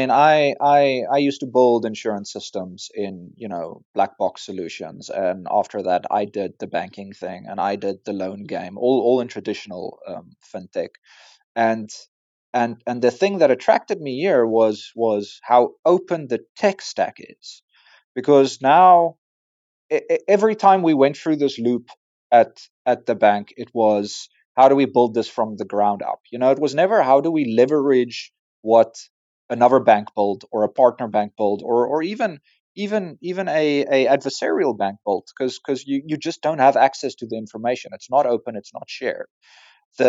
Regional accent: South Africa; As a South African and an African

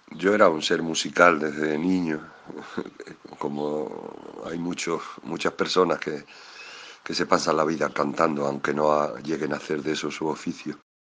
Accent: Extremadura, Spain; de aquella mi Extremadura, de ese niño que era yo

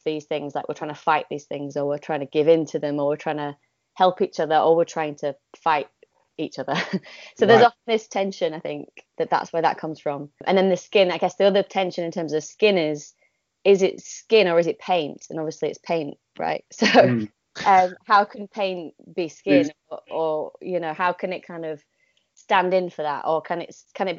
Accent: Yorkshire and the Humber, United Kingdom; moved away; also born or lived in Oxford; I was born in Yorkshire, so that is relevant in a way. Partly because I'm quite, I feel like that is important to me to be a northerner.

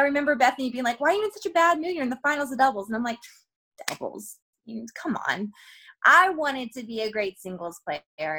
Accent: Georgia, United States; I'm from like I'm from Georgia, which is like a, the southern part of the United States of America, and we talk different there anyway.

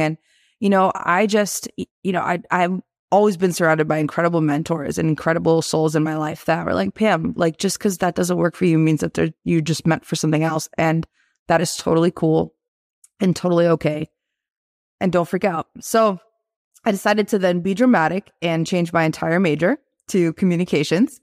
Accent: Boston, Massachusetts, United States; also born or lived in Tirana, Albania / Italy; when I was five years old, we moved to Boston, Mass. And that's where we've been kind of this whole time since we came from Italy, because I was born in Tirana, Albania

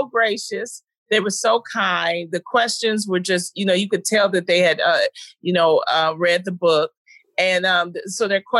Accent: Detroit, Michigan, United States; I'm from Detroit, Michigan, the Brewster Project

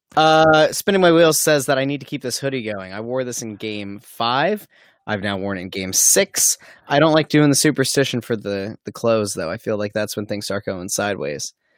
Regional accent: Pottsville, Pennsylvania, United States; moved away; I'm from Pottsville

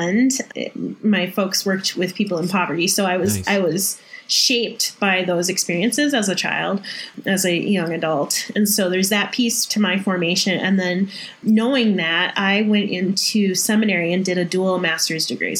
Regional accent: north of the Twin Cities, Minnesota, United States; I'm from south of Canada than north of the Twin Cities

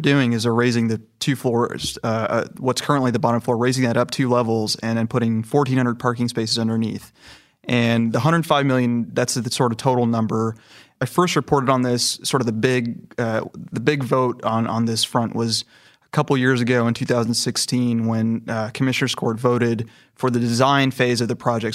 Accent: California, United States; moved away as an adult; now in Houston, United States; I'm from California, and I came to Houston about four years ago

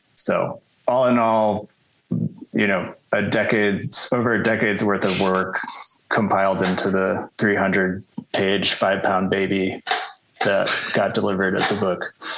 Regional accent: Chicago, Illinois, United States; also born or lived in Los Angeles, United States; now in New Mexico, United States; I'm originally from Chicago

